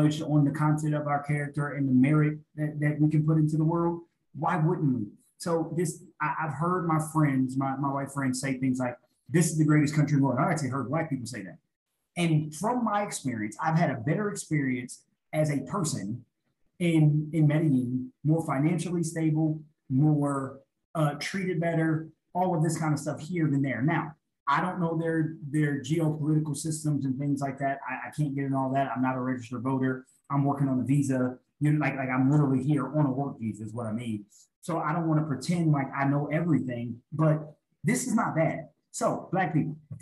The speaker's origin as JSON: {"language": "English", "region": "Illinois", "country": "United States", "also_born_or_lived": "Texas", "moved": "as an adult", "said": "I always said I never wanted to live where I'm from. That's why I moved from Illinois to Texas"}